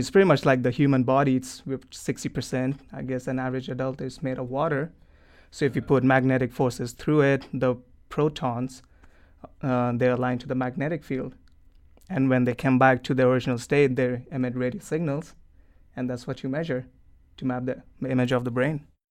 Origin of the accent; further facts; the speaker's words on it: New Delhi, Delhi, India; moved away; originally I'm from New Delhi, India.